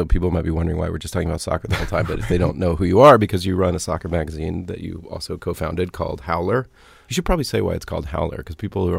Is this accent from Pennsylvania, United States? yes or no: no; Atlanta, Georgia, United States; I grew up in Atlanta.